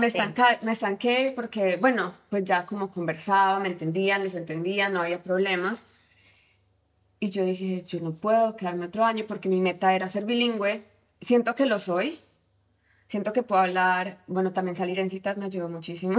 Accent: Cali, Valle del Cauca, Colombia; moved away as an adult; now in United States; soy colombiana, de Cali, y hace seis años, siete años decidí mudarme a Estados Unidos

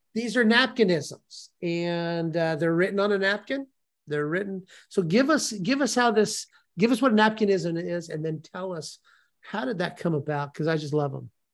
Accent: California, United States; moved away; I grew up in California

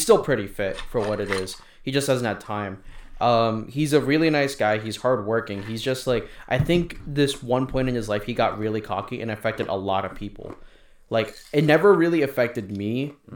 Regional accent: Philippines; me being Filipino

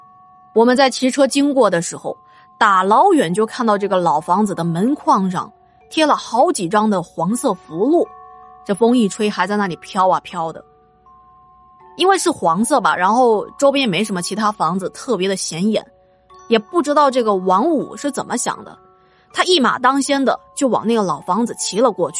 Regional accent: Yibin, Sichuan, China; 长江零公里的坐标就在我老家那里。金沙江和岷江在宜宾汇流之后才叫长江的。

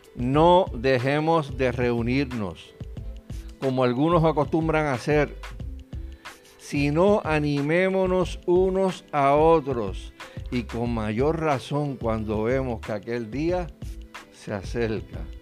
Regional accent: Puerto Rico; nosotros como puertorriqueños

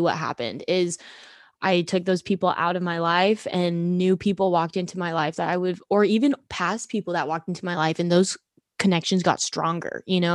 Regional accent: Kansas City, Kansas, United States; moved away as an adult; now in Texas, United States; I grew up in Kansas City, now I live in Texas.

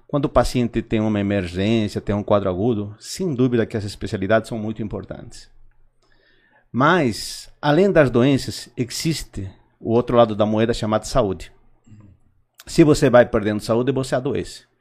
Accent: Argentina; Portuguese is a second language; moved away as an adult; also born or lived in Bolivia; now in Brazil; Eu nasci originalmente na Bolívia, mas pequeno fui para Argentina, é, comecei a faculdade lá, tá? Eh, daí eu vim o Brasil, 96, 97

